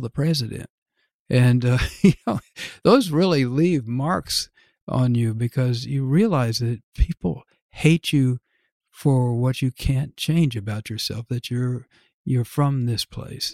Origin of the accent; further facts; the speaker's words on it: Dallas, Texas, United States; moved away as an adult; to be from Dallas